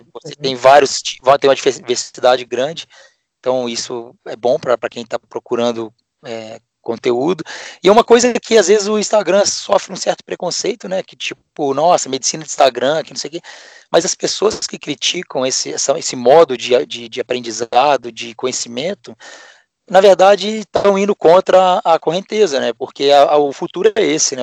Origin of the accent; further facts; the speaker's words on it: Juiz de Fora, Minas Gerais, Brazil; moved away as an adult; now in Ribeirão Preto, Brazil; eu sou mineiro, de hoje de Fora, é, nascido e fiz faculdade lá, minha família toda de ah, lá mesmo.